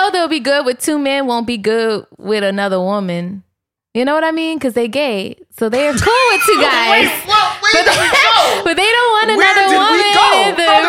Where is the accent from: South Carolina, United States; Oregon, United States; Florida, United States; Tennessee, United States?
South Carolina, United States; I'm actually from South Carolina.